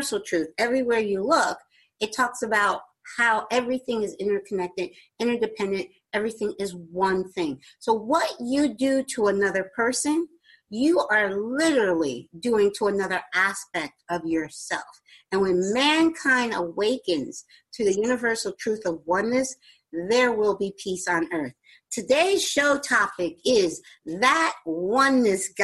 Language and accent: English; New Jersey, United States; Jersey, my home state